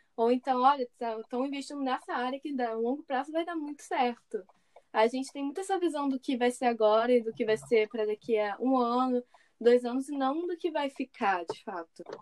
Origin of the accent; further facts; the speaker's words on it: Rio de Janeiro, Brazil; moved away; Eu sou do Rio